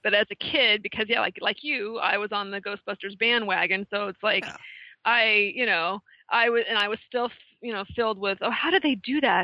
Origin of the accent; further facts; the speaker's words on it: West Coast, United States; moved away as an adult; now in Connecticut, United States; growing up on the West Coast and coming here